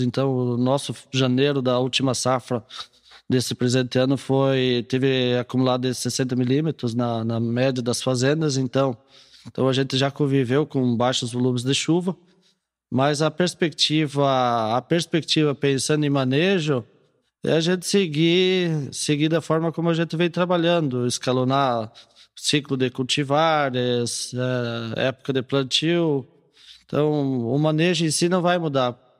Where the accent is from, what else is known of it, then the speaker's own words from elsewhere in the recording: Rio Grande do Sul, Brazil; moved away; eu sou natural do Rio Grande do Sul